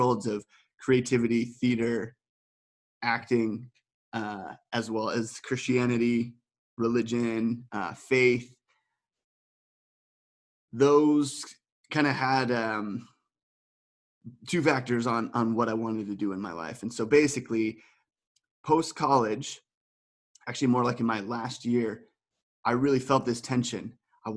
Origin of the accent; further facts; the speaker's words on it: Colorado, United States; moved away as an adult; now in Amsterdam, Netherlands; From America, and specifically from Colorado, which is really where I feel a strong identity